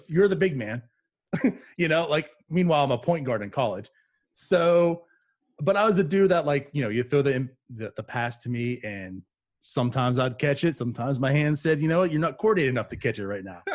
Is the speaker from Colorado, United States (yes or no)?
no; New Castle, Pennsylvania, United States; moved away as an adult; also born or lived in New Brunswick, New Jersey / Piscataway, New Jersey; now in Jacksonville, United States; I was born there, but I always consider myself I grew up in Pennsylvania